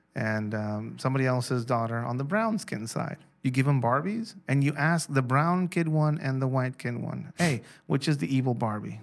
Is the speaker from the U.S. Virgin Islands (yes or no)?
no; Mexico; I'm from Mexico